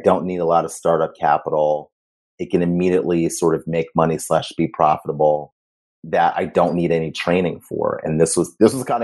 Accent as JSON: {"language": "English", "town": "Cleveland", "region": "Ohio", "country": "United States", "tie": "born or raised there", "also_born_or_lived": "Ghana", "moved": "yes", "said": "I grew up in Ohio."}